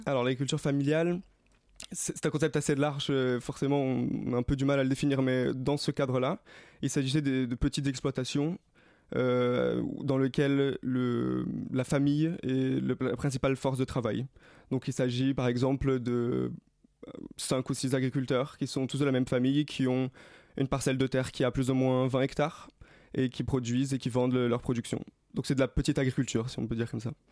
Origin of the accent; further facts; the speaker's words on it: Rio de Janeiro, Brazil; moved away; J'ai grandi à Rio, j'ai vécu au Brésil.